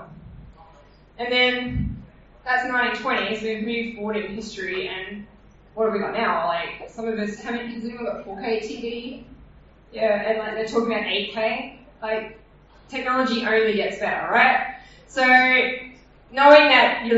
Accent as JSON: {"language": "English", "country": "Australia", "accent": "Australian"}